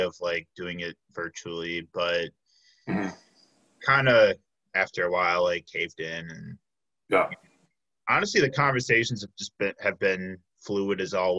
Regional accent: Chicago, Illinois, United States; moved away as an adult; I'm originally from the Chicago area

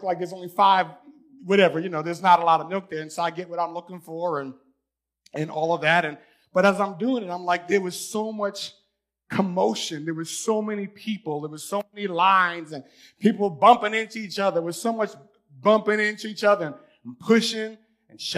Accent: New York, United States; moved away as an adult; I'm from New York

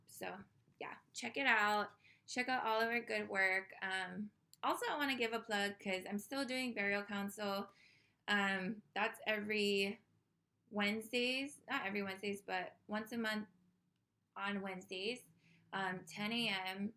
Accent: Oahu, Hawaii, United States; born and raised in the Hawaiian Kingdom on the island of Oahu

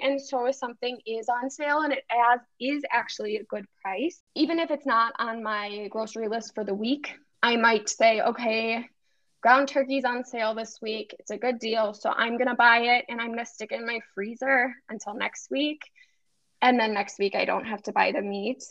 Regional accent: Cedarburg, Wisconsin, United States; moved away as an adult; also born or lived in St. Louis, Missouri; I grew up in Cedarburg outside of Milwaukee um, and then moved to St. Louis for six years

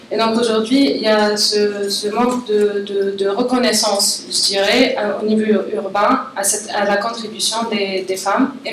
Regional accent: Algeria; en tant qu'Algérienne

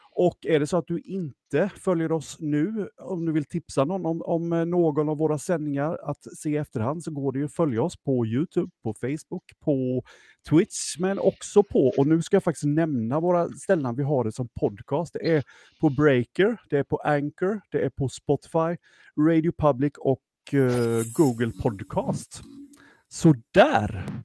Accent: Jönköping, Jönköping County, Sweden; vi är ju från Jönköping, de flesta av oss

